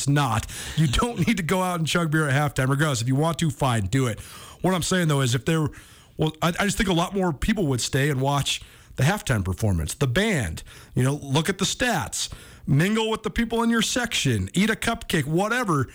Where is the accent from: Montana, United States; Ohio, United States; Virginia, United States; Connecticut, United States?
Montana, United States; Missoula; ever since I was a kid growing up in Missoula